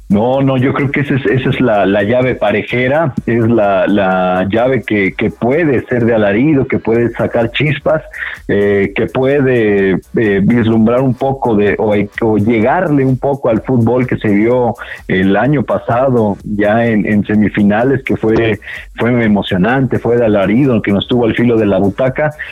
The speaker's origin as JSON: {"language": "Spanish", "country": "Mexico", "said": "como mexicanos"}